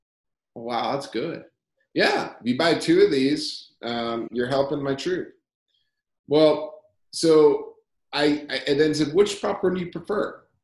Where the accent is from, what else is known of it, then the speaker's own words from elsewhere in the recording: Arizona, United States; So I grew up in Arizona. And I'm in Tucson still, and I actually really do love Arizona.